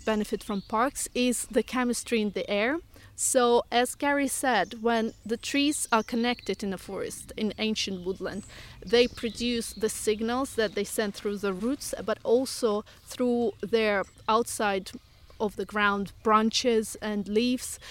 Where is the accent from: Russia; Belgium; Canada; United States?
Russia; moved away as an adult; now in United Kingdom; originally from Russia, but I've been living here for fifteen years, so half my life.